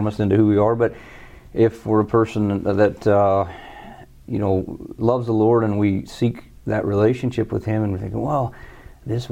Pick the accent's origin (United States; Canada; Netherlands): United States; southern Indiana; I'm an Indiana native. Grew up in southern Indiana